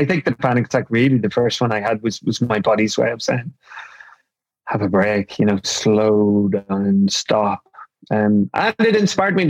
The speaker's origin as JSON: {"language": "English", "country": "Ireland", "tie": "born or raised there", "said": "So, I mean, growing up in Ireland, I was really fortunate that I'm from a very, very close family"}